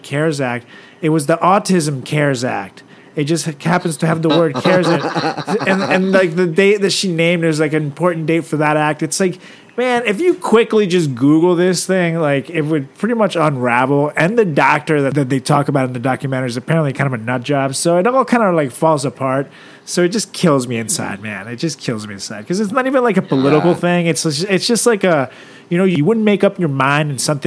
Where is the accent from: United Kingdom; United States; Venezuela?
Venezuela; moved away; my hometown, Venezuela